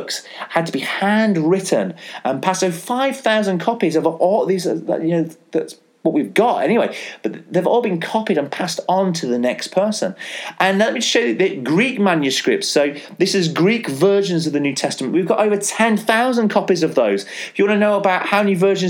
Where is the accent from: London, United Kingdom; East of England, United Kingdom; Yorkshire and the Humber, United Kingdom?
Yorkshire and the Humber, United Kingdom; I'm a Yorkshireman